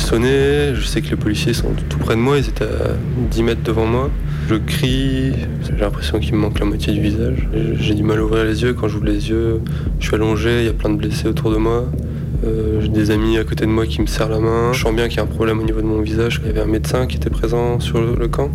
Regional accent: Lille, Hauts-de-France, France; Je viens de Lille

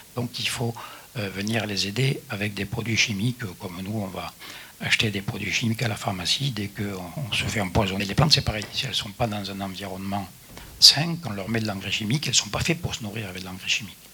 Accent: Midi viticole, southern France, France; je suis du Midi viticole

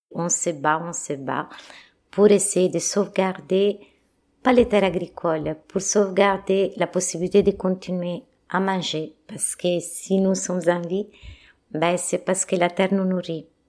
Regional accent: Italy; French is a second language; moved away as an adult; now in France; je suis italienne

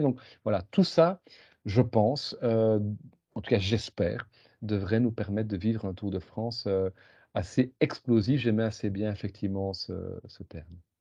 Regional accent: Belgium; en tant que Belge

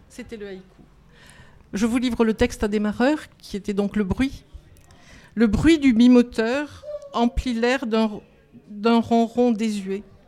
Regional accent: Lourdes, Occitania, France; now in Paris region, France; Je viens de Lourdes, mais j'habite la région parisienne

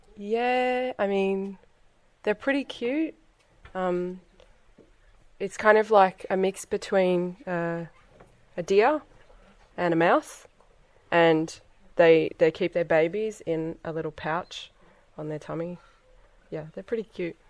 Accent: Australia; now in Scotland, United Kingdom; I'm from Australia and I live in Scotland and I'm visiting France for the weekend

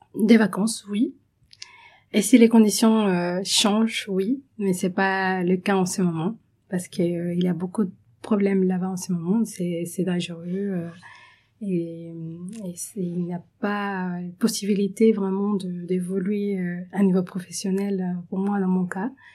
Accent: Venezuela; French is a second language; moved away as an adult; now in France; je suis vénézuélienne

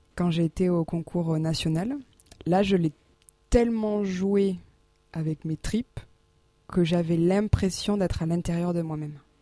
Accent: Landes, Nouvelle-Aquitaine, France; moved away as an adult; now in Auch, France; moi je viens des Landes

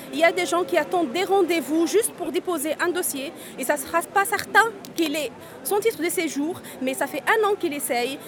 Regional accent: Menzel Bourguiba, Bizerte Governorate, Tunisia; French is a second language; moved away as an adult; now in France; ma ville natale, c'est, elle s'appelait historiquement Ferryville

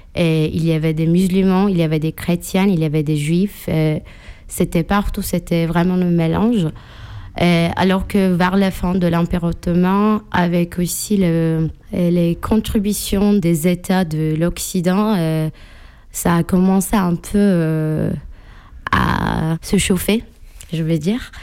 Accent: Istanbul, Turkey; French is a second language; moved away; J'ai grandi à Istanbul

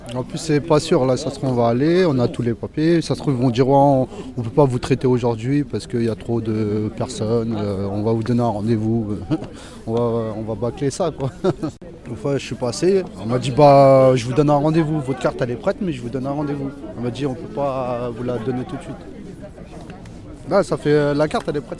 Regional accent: France; je suis français

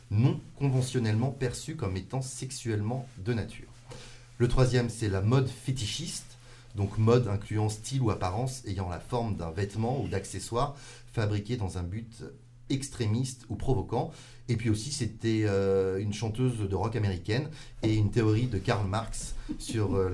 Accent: Lyon, Auvergne-Rhône-Alpes, France; Je suis lyonnais aussi.

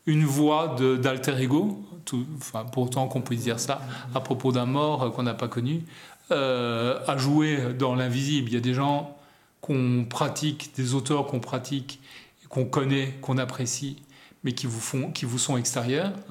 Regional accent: Belgium; born there; moi aussi je suis né en Belgique par hasard

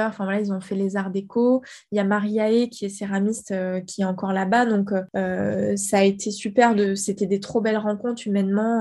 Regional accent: Guadeloupe, France; also born or lived in South-West France; j'ai vécu dix ans en Guadeloupe, donc finalement, j'ai pas non plus vraiment. Enfin, j'ai grandi en Guadeloupe, en fait, parce que ma mère, elle avait grandi là-bas, enfin, on a beaucoup bougé.

